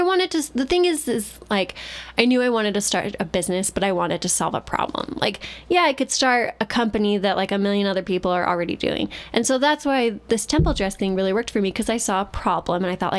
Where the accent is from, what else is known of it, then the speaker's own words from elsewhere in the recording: New York, United States; I grew up in New York around lots of non-Mormons